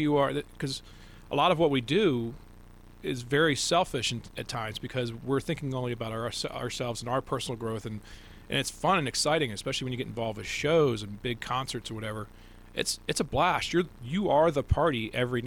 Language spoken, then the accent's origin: English; D.C. area, Maryland, United States; I grew up in Maryland, D.C. area